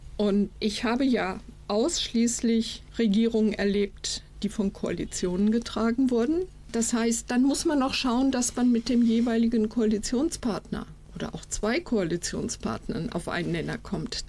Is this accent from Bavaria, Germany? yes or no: no; Iserlohn, North Rhine-Westphalia, Germany; Kommunalpolitik hier in Iserlohn, in meiner Heimatstadt